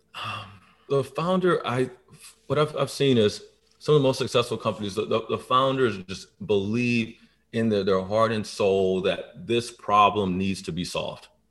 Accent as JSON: {"language": "English", "town": "Baton Rouge", "region": "Louisiana", "country": "United States", "tie": "born or raised there", "also_born_or_lived": "Atlanta, Georgia", "moved": "yes", "said": "grew up in Baton Rouge, predominantly black side of town"}